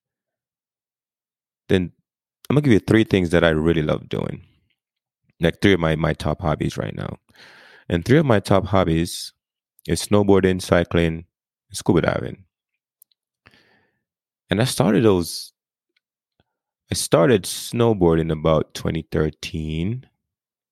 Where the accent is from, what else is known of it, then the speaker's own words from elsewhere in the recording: Jamaica; moved away as an adult; now in United States; I grew up in Jamaica. Like, I grew up first 18 years of my life, I did not see the snow.